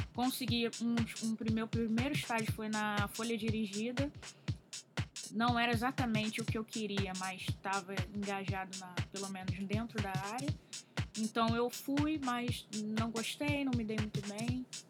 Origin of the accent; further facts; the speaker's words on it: Rio de Janeiro, Brazil; eu tenho 29 anos, sou do Rio de Janeiro